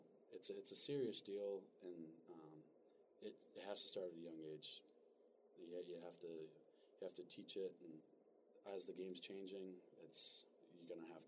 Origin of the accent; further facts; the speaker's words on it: Massachusetts, United States; I'm from Massachusetts